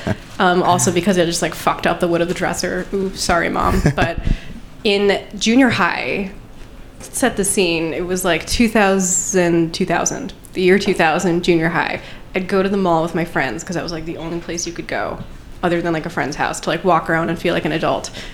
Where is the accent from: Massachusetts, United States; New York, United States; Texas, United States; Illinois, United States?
New York, United States; Long Island; grew up on Long Island